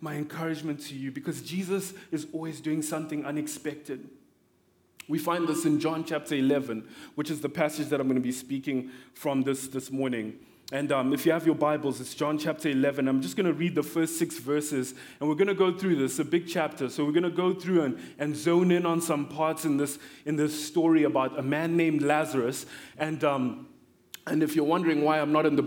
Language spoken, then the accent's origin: English; Zimbabwe; now in Pennsylvania, United States; I am from Zimbabwe.